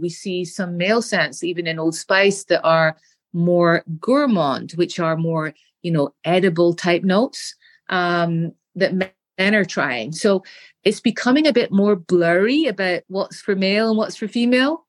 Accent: Scotland, United Kingdom; As a little girl, growing up in Scotland, in the United Kingdom, we have very nice gardens with beautiful flowers

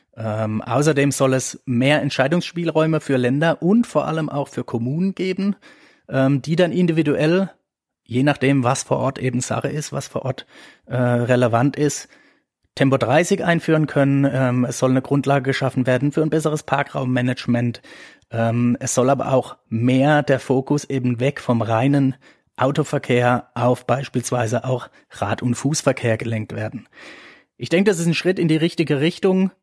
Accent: Eberbach, Baden-Württemberg, Germany; meine Heimatregion hier im Rhein-Neckar-Kreis, Eberbach-Neckar

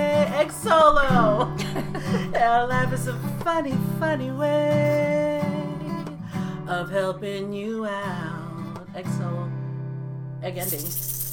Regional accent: Philippines; this weekend, I'm also I'm Filipina.

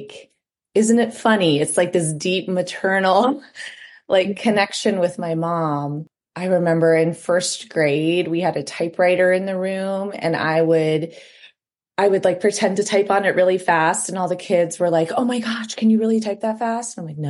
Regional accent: Ohio, United States; moved away as an adult; now in Iowa, United States; I'm from Ohio

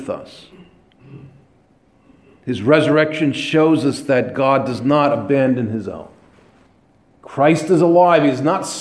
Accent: New York area, United States; I came from the New York area

